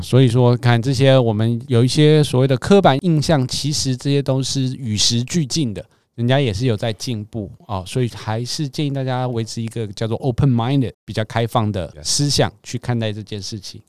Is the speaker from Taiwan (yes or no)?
yes; Taiwan; 以我们台湾人的消费习惯